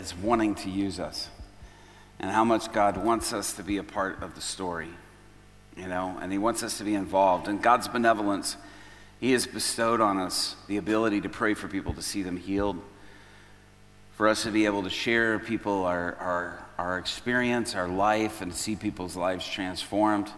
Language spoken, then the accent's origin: English; Chicago, Illinois, United States; I'm from Chicago